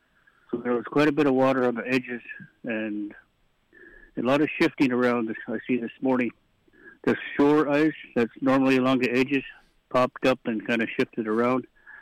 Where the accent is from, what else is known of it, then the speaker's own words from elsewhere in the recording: Bethel, Alaska, United States; moved away as an adult; now in Kalskag, United States; been in the area for a long, long time since childhood, born and raised in Bethel, and currently living in Kalskag